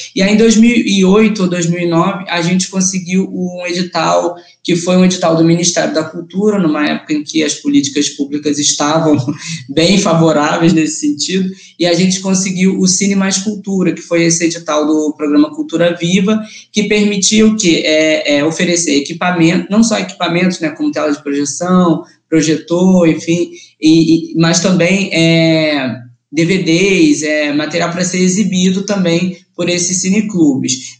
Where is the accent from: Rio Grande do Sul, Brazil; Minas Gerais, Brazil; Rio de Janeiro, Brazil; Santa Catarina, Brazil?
Rio de Janeiro, Brazil; Mesquita; da Baixada, que é a região que eu nasci, né, que eu fui criado